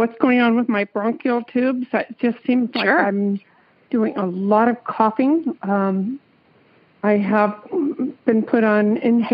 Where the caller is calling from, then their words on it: Danville, California, United States; I'm calling from California, Danville